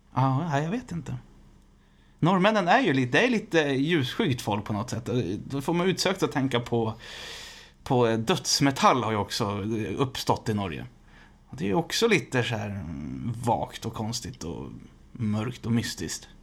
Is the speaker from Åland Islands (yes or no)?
no; Västerås, Västmanland, Sweden; jag är född i Västerås